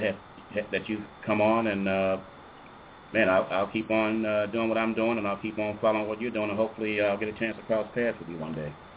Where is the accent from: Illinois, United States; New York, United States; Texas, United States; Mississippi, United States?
Illinois, United States; Chicago; moved away; I'm actually from Chicago, and uh, that's where my heart is, actually.